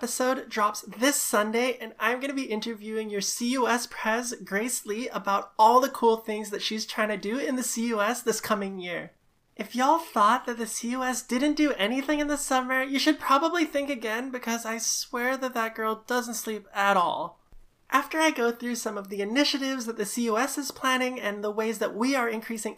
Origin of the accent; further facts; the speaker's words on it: Singapore; moved away as an adult; now in Vancouver, Canada; before I came to Vancouver, I grew up in Singapore